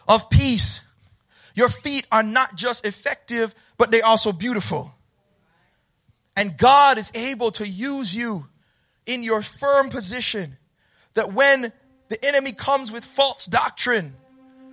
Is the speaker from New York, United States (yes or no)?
yes; Mount Vernon, New York, United States; I grew up in the hood, y'all. I'm from Mount Vernon